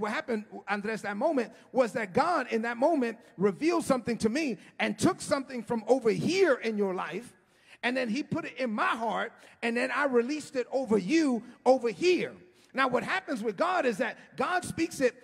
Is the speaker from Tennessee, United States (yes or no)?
no; New York City, New York, United States; I grew up in East New York